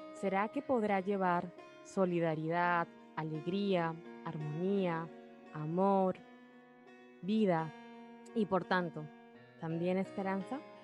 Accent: Peru; mi país, Perú

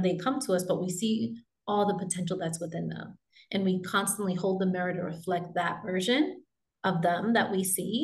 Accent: New York, United States; moved away as an adult; now in Texas, United States; I'm originally from New York, and I left New York

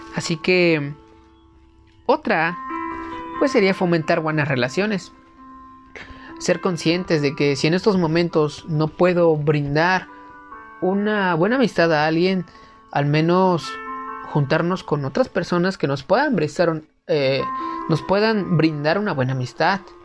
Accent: Mexico; en mi país, por ejemplo en México

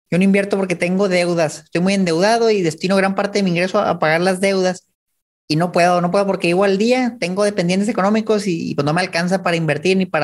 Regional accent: Chihuahua, Mexico; yo soy de Chihuahua

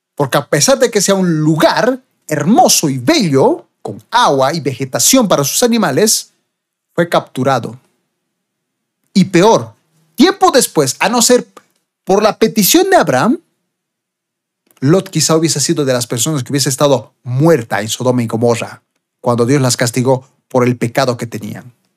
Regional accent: Bolivia; acá en mi país, Bolivia

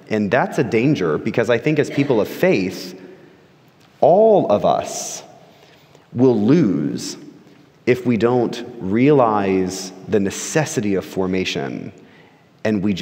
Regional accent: Florida, United States; I grew up in Florida, which a lot of people call, you know, the sixth borough of New York

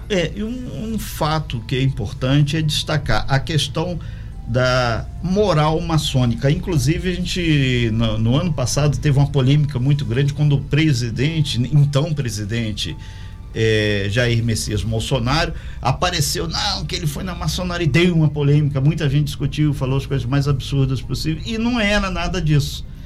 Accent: Minas Gerais, Brazil; moved away; eu sou mineiro, sou do interior

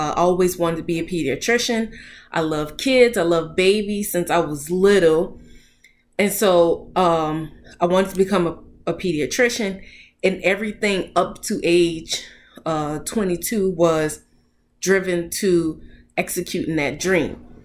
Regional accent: New Orleans, Louisiana, United States; moved away as an adult; also born or lived in Boston; I'm from New Orleans. So Boston is a long way from home

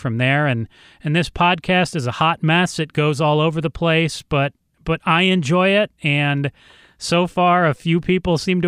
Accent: Ann Arbor, Michigan, United States; also born or lived in Los Angeles; now in Phoenix, United States; I grew up in Ann Arbor, Michigan

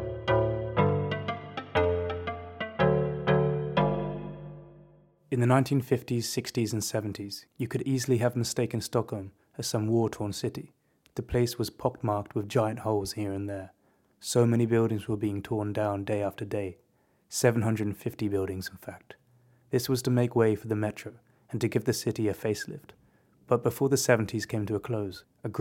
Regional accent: Southampton, South East England, United Kingdom; moved away as an adult; also born or lived in Dresden, Germany; now in Sweden; I grew up in a city that had been devastated by the effects of 1,000 bombs whistling from above

